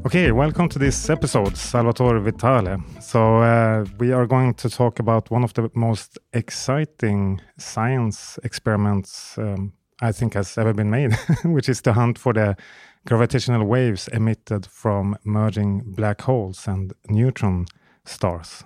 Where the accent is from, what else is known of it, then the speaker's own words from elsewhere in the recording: Sweden; Sweden is also my home country